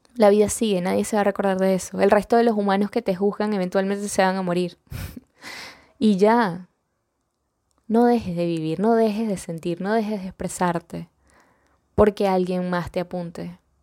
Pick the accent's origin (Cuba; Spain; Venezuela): Venezuela; accent: venezolano; en Venezuela, de donde yo soy, orgullosamente venezolana